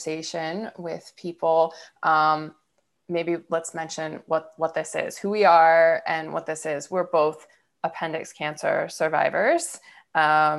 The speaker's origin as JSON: {"language": "English", "town": "Niles", "region": "Ohio", "country": "United States", "tie": "born or raised there", "said": "I grew up in Niles, Ohio"}